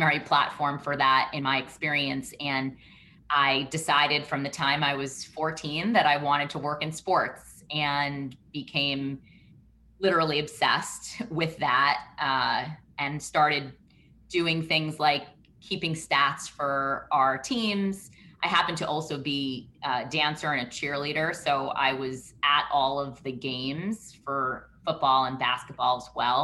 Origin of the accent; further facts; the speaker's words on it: New York City, New York, United States; moved away as an adult; also born or lived in Michigan; I grew up in Brooklyn